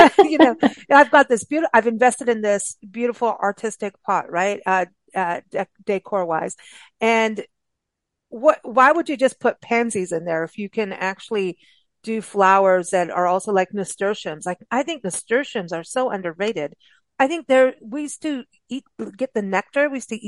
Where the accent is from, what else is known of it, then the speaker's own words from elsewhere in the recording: South Africa; also born or lived in Kenya; growing up in South Africa and Kenya, there were the different levels.